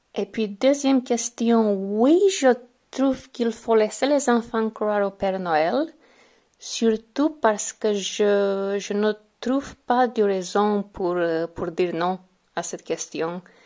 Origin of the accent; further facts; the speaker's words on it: Romania; French is a second language; Je suis originaire de Roumanie